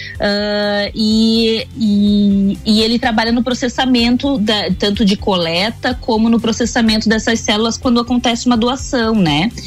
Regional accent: Itajaí, Santa Catarina, Brazil; moved away as an adult; now in Lages, Brazil; eu sou de Itajaí, na realidade, nascida e criada

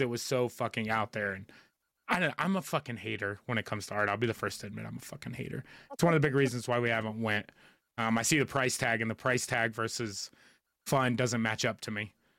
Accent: United States; as an American, and especially a millennial one

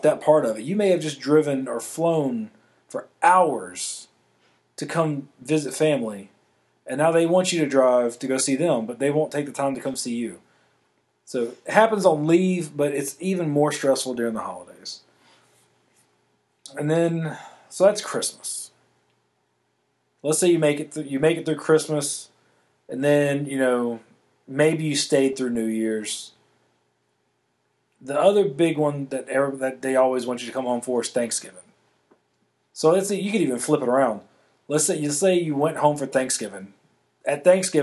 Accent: Louisiana, United States; moved away; I'm born and raised in Louisiana

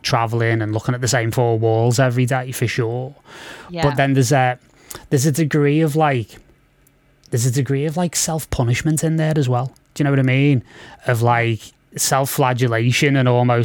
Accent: Liverpool, North West England, United Kingdom; I'm from Liverpool

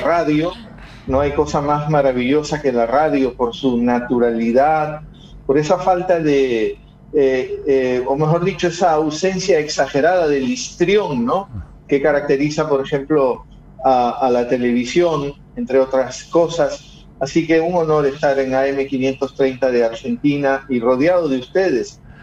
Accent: Guayaquil, Guayas, Ecuador; Guayaquil hoy es mi ciudad, yo soy guayaquileño

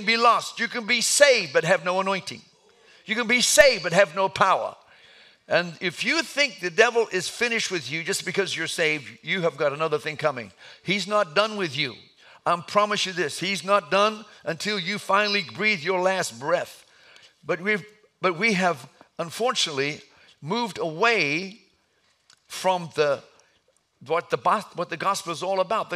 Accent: Atlanta, Georgia, United States; I was raised in Atlanta

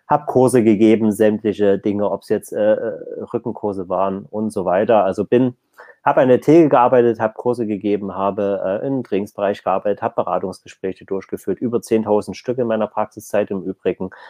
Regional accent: East Germany, Germany; Also zumindest bei uns im Osten nicht.

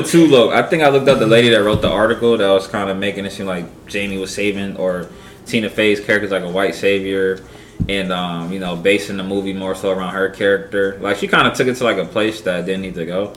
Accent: Pennsylvania, United States; moved away; also born or lived in Charlotte; my hometown, Pennsylvania

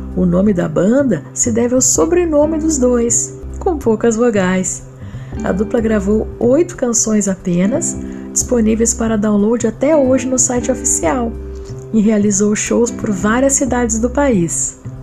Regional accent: Porto Alegre, Rio Grande do Sul, Brazil; Porto Alegre, minha terra

